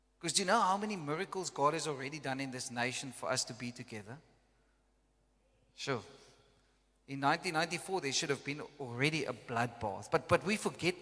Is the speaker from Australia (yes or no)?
no; South Africa; first language Afrikaans; English is a second language; I came from Afrikaans background